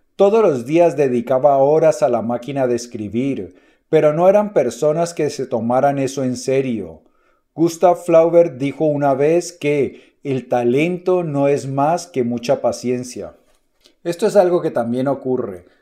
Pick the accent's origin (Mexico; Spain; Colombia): Colombia; mi país, en Colombia